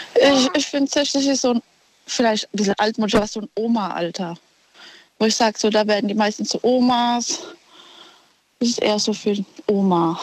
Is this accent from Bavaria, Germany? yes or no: no; Ludwigshafen, Rhineland-Palatinate, Germany; aus Ludwigshafen.